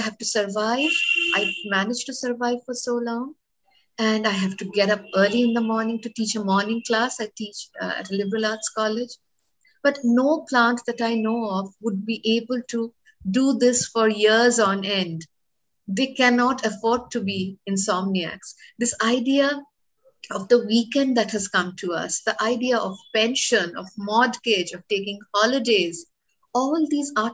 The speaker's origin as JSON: {"language": "English", "country": "India", "said": "as an Indian woman"}